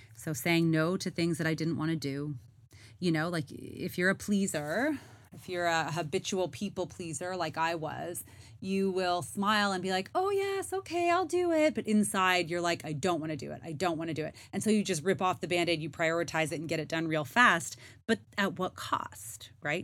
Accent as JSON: {"language": "English", "country": "Canada", "moved": "yes", "said": "I am Canadian and I was in Canada for the summer."}